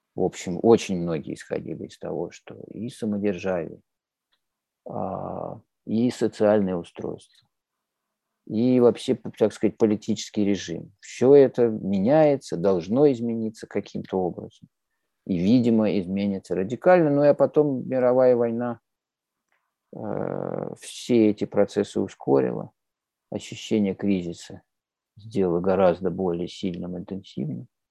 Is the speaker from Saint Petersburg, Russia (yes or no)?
no; Moscow, Russia; я, я родился, вырос в Москве